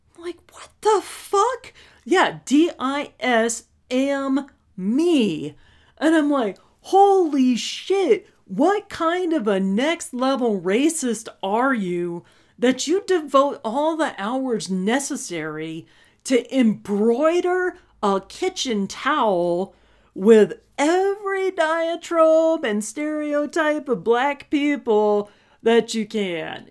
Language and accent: English; Texas, United States; we're from Texas